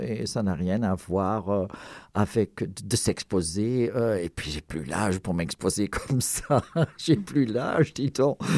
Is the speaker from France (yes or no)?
no; Ghent, Flanders, Belgium; first language Flemish; French is a second language; ma ville natale, Gand, en Belgique